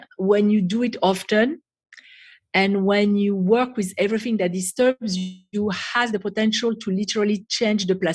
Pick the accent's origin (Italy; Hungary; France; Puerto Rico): France; English is a second language; moved away as an adult; also born or lived in United States; now in Israel; So originally I was born and raised in France